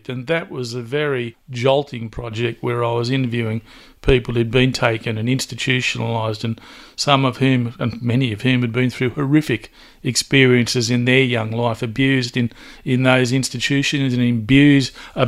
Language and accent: English; Newcastle, New South Wales, Australia; a proud Warramai man, born and bred in Newcastle.